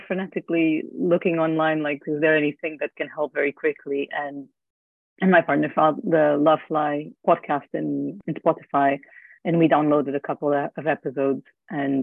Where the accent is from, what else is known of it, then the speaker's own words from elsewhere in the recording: Portugal; moved away; I'm originally from Portugal, so I travel every year to go see my family in Christmas